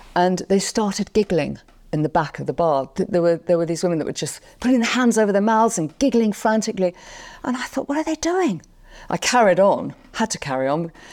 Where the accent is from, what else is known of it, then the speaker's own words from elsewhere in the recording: London, United Kingdom; Londoner, and I was born and raised there